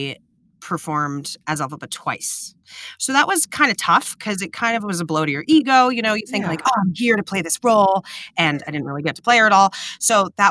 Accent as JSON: {"language": "English", "town": "New York City", "region": "New York", "country": "United States", "said": "I was from New York City"}